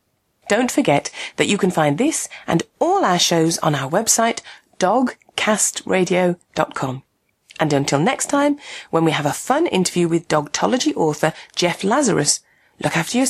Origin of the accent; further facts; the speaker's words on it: Birmingham, West Midlands, United Kingdom; We Brummies moan.